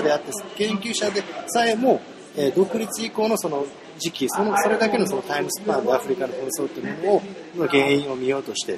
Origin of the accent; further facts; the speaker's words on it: Japan; 少なくとも十分日本で生まれ育った人間だし